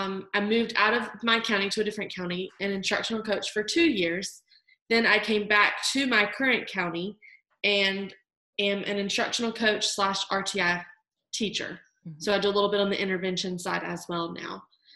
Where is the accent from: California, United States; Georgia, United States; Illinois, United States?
Georgia, United States; accent: Southern twang; I am from the South in Georgia. You will notice my little Southern twang. I try to hide it, but it sneaks out.